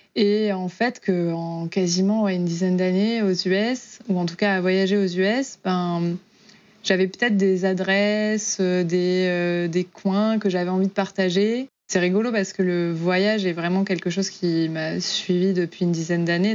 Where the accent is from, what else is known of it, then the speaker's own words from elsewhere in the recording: Auvergne-Rhône-Alpes, France; moved away as an adult; also born or lived in Oklahoma, United States; now in Houston, United States; donc moi je viens de, d'Auvergne